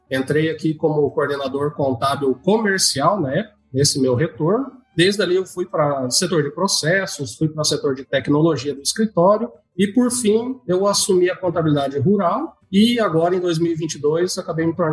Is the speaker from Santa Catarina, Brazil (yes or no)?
yes; São Miguel do Oeste, Santa Catarina, Brazil; born there; now in Campo Novo, Brazil; eu nasci em São Miguel do Oeste, lá em Santa Catarina.